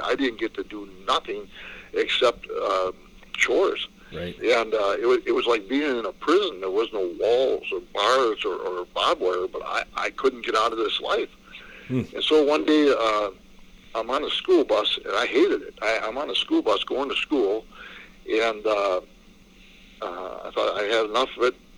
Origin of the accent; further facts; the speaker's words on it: La Crosse, Wisconsin, United States; also born or lived in Detroit, Michigan; my grandpa packed us up, and uh, we moved from Detroit, Michigan to La Crosse, Wisconsin. And you know, my grandpa became my dad